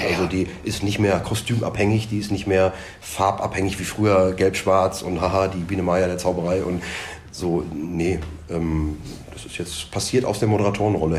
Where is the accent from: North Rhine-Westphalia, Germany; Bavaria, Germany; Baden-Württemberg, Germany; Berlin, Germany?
North Rhine-Westphalia, Germany; Dorsten; bei uns in Dorsten